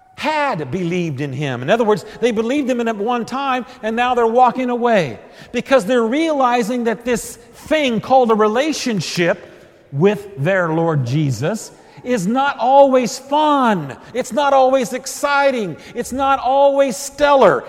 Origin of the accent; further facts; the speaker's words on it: Texas, United States; being a Texan and a Missouri Synod Lutheran in Texas